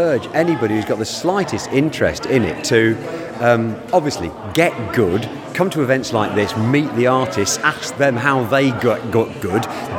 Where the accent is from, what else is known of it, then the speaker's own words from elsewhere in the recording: Aberdeen, Scotland, United Kingdom; now in Chepstow, United Kingdom; I hail originally from Aberdeen, although you can't tell that from the accent. I live now in Chepstow in South Wales.